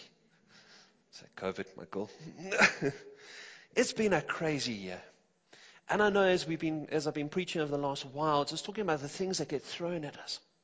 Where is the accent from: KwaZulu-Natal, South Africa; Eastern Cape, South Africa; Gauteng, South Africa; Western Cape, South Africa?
Gauteng, South Africa; Johannesburg; growing up in the Johannesburg, the south of Joburg area